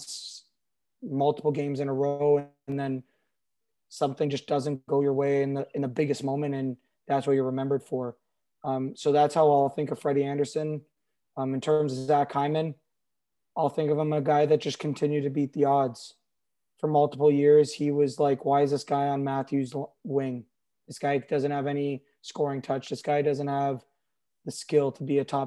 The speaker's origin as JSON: {"language": "English", "area": "Toronto area", "region": "Ontario", "country": "Canada", "tie": "born or raised there", "said": "as a kid growing up in the Toronto area, being a lifelong Leaf fan"}